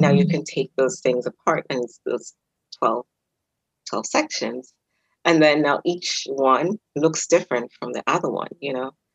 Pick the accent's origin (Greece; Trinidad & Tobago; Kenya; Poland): Kenya; I'm Kenyan